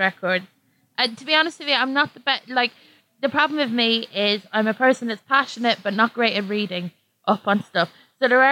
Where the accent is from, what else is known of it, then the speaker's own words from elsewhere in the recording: Ireland; now in London, United Kingdom; Irish people